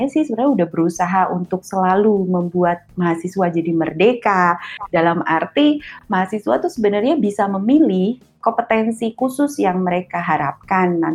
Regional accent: Yogyakarta, Special Region of Yogyakarta, Indonesia; Iya, saya di Jogja, saya orang iya.

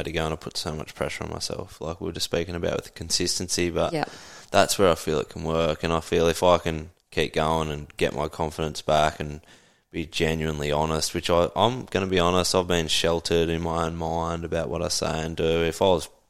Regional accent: Toowoomba, Queensland, Australia; moved away as an adult; now in Sunshine Coast, Australia; born and raised in Toowoomba

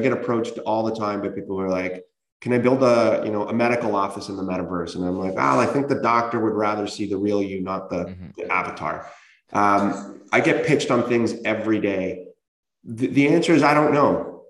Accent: Canada; but man, as a Canadian, how much things could have been differently

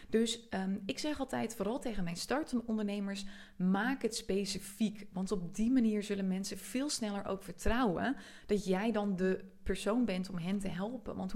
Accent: Friesland, Netherlands; ik kom uit Friesland oorspronkelijk en ik trek heel veel mensen aan die ook uit Friesland komen of ook uit een klein dorp

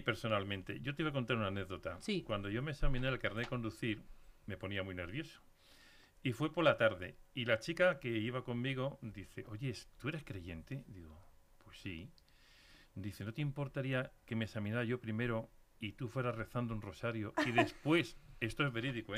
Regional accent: Castile, Spain; also born or lived in Leganés; yo soy muy castellano.

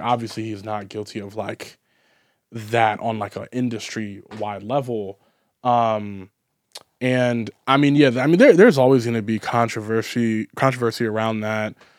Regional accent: United States; I'm an American

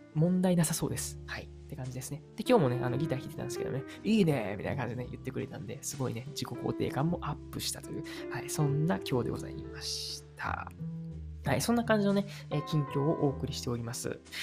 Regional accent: Uji, Kyoto, Japan; first language Japanese; also born or lived in Nagoya; now in Kyoto, Japan; 京都府生まれ、宇治市育ちな僕

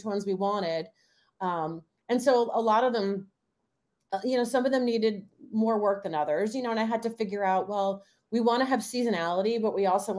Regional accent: New Jersey, United States; I'm from New Jersey

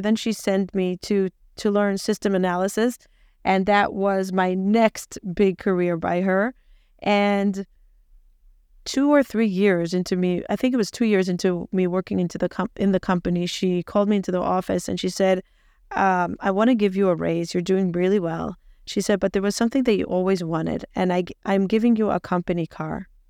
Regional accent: Israel; moved away as an adult; also born or lived in Peoria, Illinois, United States; I was born in Peoria, Illinois, moved to Israel when I was two, grew up in Israel till I was twenty-six

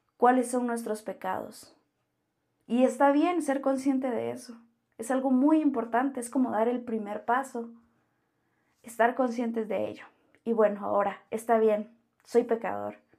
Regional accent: Guatemala; soy de Guatemala

